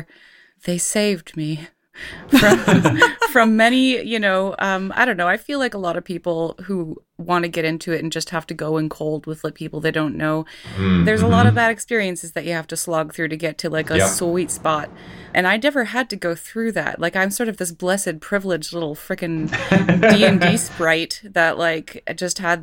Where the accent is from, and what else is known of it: Canada; born or raised there